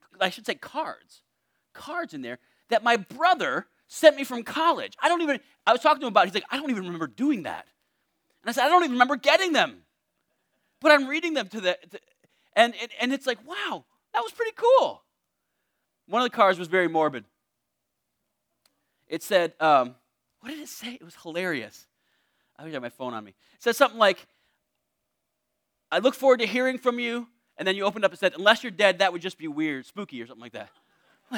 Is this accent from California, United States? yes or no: no; Torrington, Connecticut, United States; I was born in Charlotte Hungerford Hospital in Torrington, Connecticut